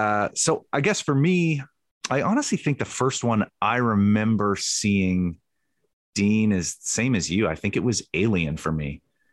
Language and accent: English; Canada; But I'm from Canada, man.